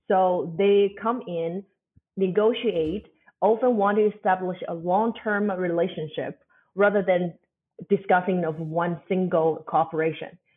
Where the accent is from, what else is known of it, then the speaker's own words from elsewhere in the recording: China; moved away as an adult; also born or lived in Germany; born and growing up in China, but leaving Germany for a while.